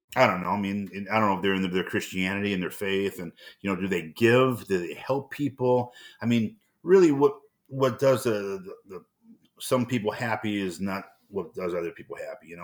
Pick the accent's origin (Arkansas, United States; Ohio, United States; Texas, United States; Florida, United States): Ohio, United States; Cleveland; now in Minnesota, United States; I grew up in Cleveland, Ohio